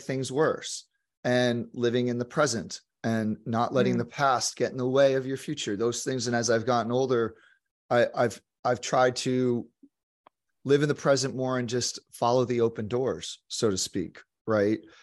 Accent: New York, United States; moved away; also born or lived in Santa Monica, California; as a New Yorker

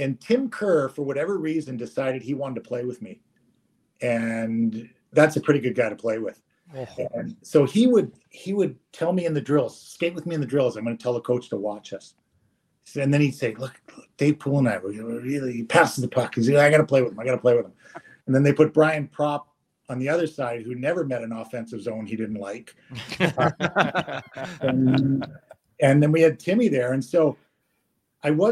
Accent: Toronto, Ontario, Canada; moved away as an adult; also born or lived in Notre Dame / Sweden; Sittler had been my boyhood hero growing up in Toronto

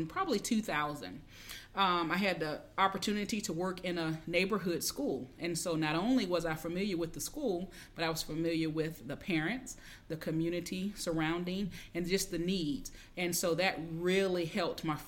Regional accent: Pensacola, Florida, United States; I'm from Pensacola, Florida

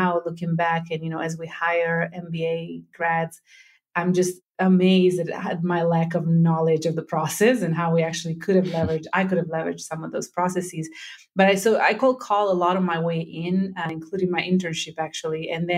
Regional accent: Rome, Lazio, Italy; now in United States; I'm born and raised in Italy. I'm from the southern part of Italy, from Calabria for the majority of my family. But my father was in the Italian army, so we moved every couple of years. So the majority of my time has been spent in Rome.

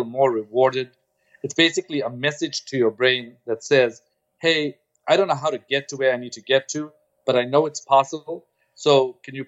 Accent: Durban, KwaZulu-Natal, South Africa; moved away; also born or lived in Stellenbosch; I grew up in Durban, and I was the first student of color in this department that I went

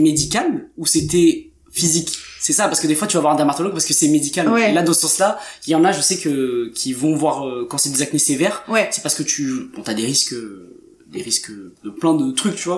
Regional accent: France; nous on est français

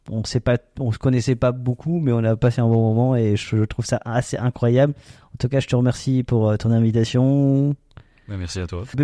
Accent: Alsace, France; on est alsacien.

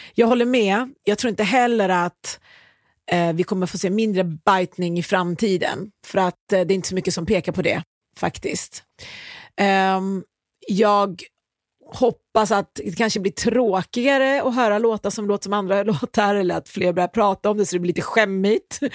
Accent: Iran; now in Sweden; Jag kommer från Iran

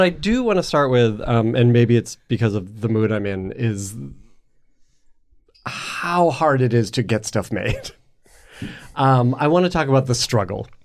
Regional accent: Canada; Wait, I'm I Canadian.

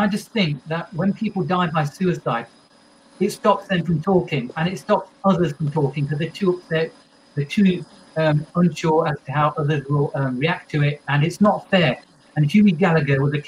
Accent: Derby, East Midlands, United Kingdom; When I was growing up in Derby

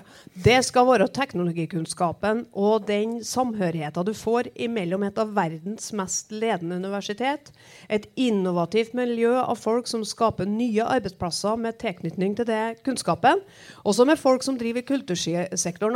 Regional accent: Trøndelag, Norway; For der er vi som trøndere

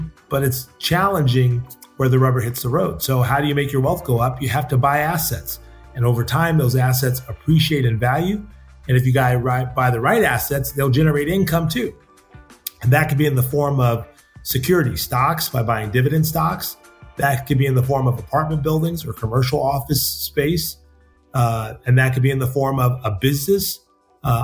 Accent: Seaside, California, United States; my hometown of Seaside

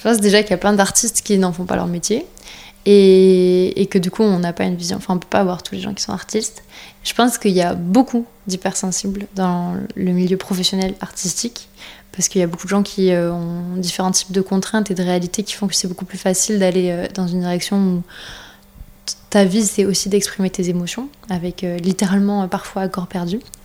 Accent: France; on est français

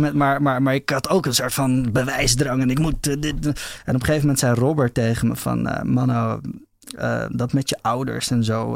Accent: Amsterdam, North Holland, Netherlands; Ja, ik ben in de eerste plaats Amsterdammer

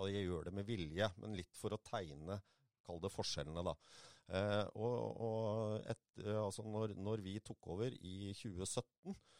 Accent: Moss, Østfold, Norway; also born or lived in Jeløya; født og oppvokst på Mosseskogen. bor nå på Jeløya

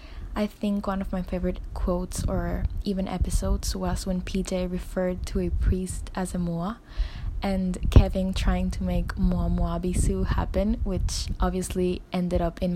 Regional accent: Panama City, Panama; I'm 21 years old. I'm from Panama City in Central America.

